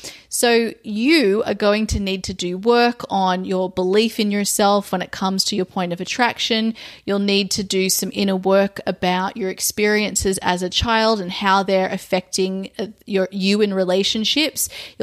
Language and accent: English; Australia; now in overseas; my home country, which is Australia